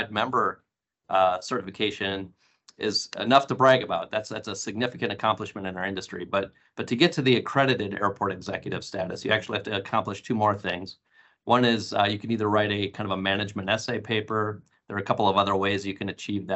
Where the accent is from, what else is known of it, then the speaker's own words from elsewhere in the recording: North Central Wisconsin, United States; now in Phoenix, United States; I grew up in North Central Wisconsin